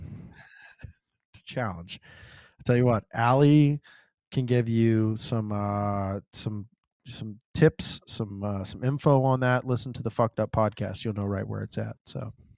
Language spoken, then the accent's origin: English; the South, United States; I'm from the South